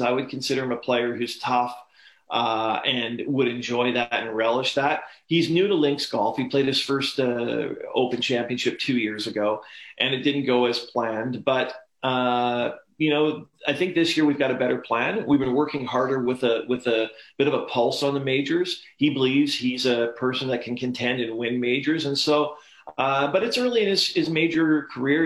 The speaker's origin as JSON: {"language": "English", "country": "Canada", "tie": "born or raised there", "said": "growing up in Canada"}